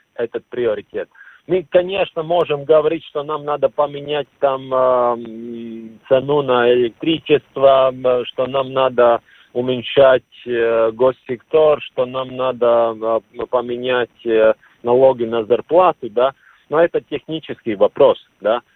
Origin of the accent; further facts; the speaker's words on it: Latvia; Russian is a second language; я латыш